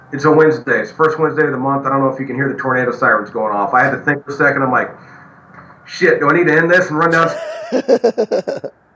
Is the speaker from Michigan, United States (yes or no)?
no; backwoods Oklahoma, United States; I'm a redneck from Backwoods, Oklahoma